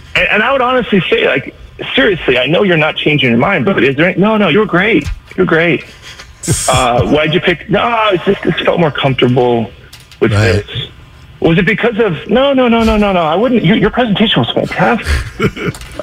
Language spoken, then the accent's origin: English; Bay Area, California, United States; I grew up in the Bay Area